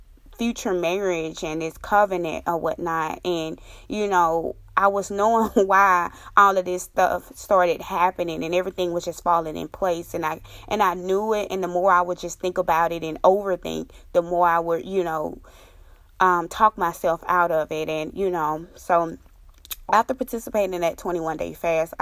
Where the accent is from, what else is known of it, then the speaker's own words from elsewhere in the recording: Mississippi, United States; moved away; my home state, Mississippi